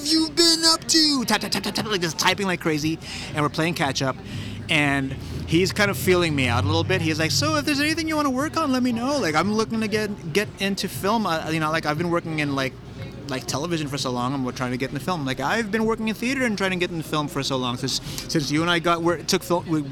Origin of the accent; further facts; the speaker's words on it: San Francisco, California, United States; also born or lived in Daly City / Colma / Tokyo; I'm from the Mission